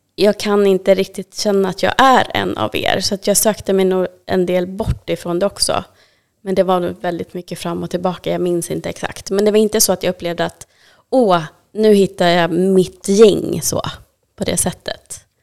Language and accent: Swedish; Täby, Stockholm County, Sweden; jag växte upp i Täby